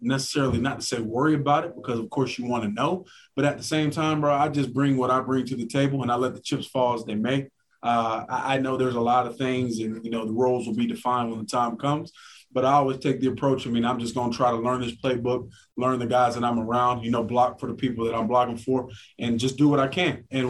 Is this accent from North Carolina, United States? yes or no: yes; Charlotte, North Carolina, United States; I'm literally from Charlotte, North Carolina. I went to school at App State. This is not far from home.